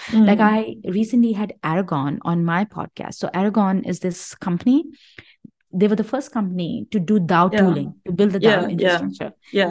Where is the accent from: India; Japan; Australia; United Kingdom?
India; I mean, I come from India, and I know democracy doesn't work in India.